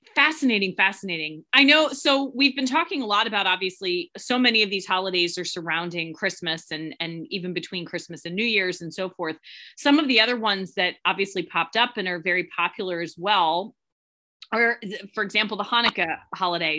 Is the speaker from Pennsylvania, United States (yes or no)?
yes; Philadelphia, Pennsylvania, United States; growing up where I grew up in Philadelphia